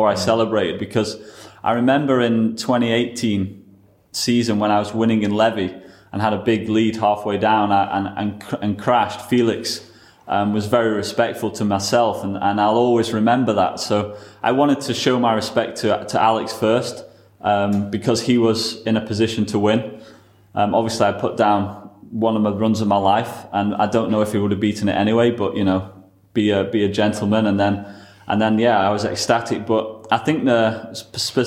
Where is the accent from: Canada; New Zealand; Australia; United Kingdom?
United Kingdom